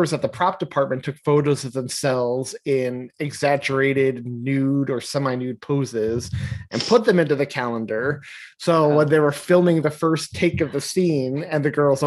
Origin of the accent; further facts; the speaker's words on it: New York, United States; as a New Yorker.